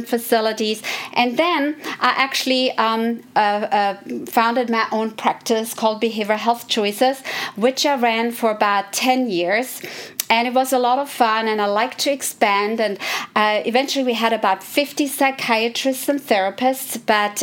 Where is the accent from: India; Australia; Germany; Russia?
Germany; moved away as an adult; also born or lived in Philadelphia, Pennsylvania, United States; now in United States; I grew up in Germany